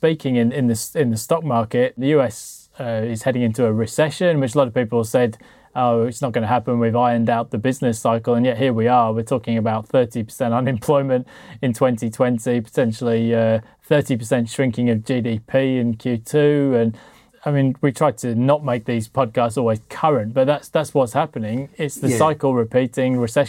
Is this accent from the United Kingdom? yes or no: yes; Sheffield, Yorkshire and the Humber, United Kingdom; I grew up in Sheffield, and because there was a famous football disaster there at the Hillsborough Stadium